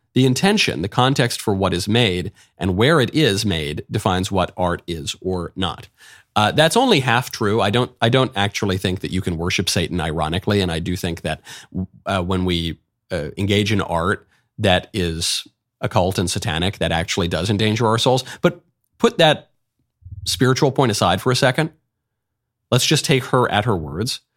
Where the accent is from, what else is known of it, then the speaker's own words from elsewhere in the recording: New York, United States; moved away; also born or lived in Hollywood; I grew up in New York